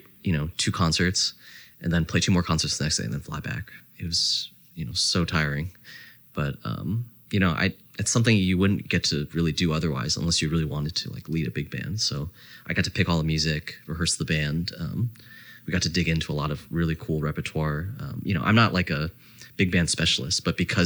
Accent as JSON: {"language": "English", "region": "New Jersey", "country": "United States", "tie": "born or raised there", "also_born_or_lived": "Canada", "said": "I grew up in New Jersey"}